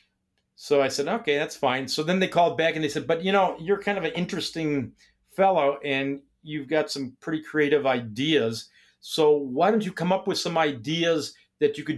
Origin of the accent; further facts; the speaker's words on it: Milwaukee, Wisconsin, United States; Originally, I came from Milwaukee. And after high school, I had a scholarship to go to Milwaukee School of Engineering